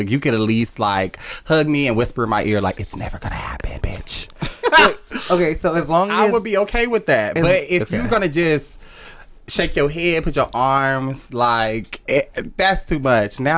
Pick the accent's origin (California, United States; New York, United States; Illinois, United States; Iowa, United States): California, United States; Compton; I'm from Compton, y'all. What's up? Born and raised.